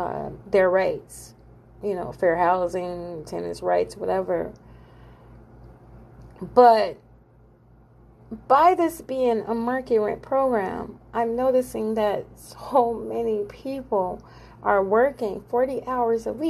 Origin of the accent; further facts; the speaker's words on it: Illinois, United States; moved away; I'm from Illinois. So, you know, I've lived in several states, but I was born in Illinois